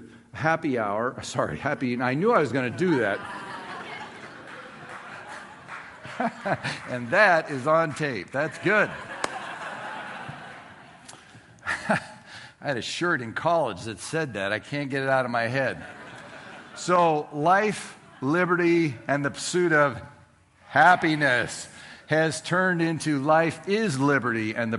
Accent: Southern California, United States; Growing up in Southern California

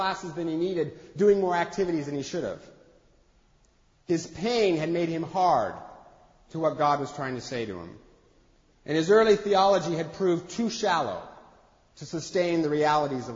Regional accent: Eastern Washington, United States; I grew up in Eastern Washington

